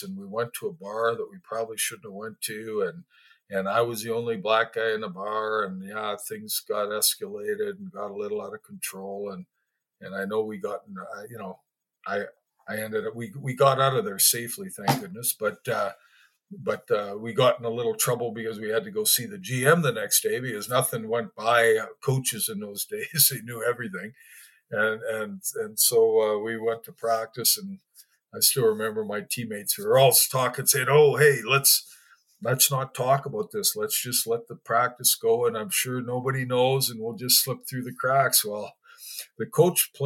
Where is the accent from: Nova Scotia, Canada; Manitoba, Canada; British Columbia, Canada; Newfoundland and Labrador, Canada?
Manitoba, Canada; Winkler; also born or lived in Winnipeg, Manitoba / Morden, Manitoba; I grew up in a small town, Winkler, and my sister was adopted as well